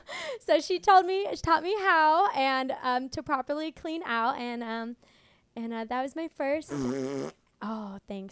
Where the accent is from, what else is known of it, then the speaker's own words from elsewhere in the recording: Coachella Valley, California, United States; I grew up in the Coachella Valley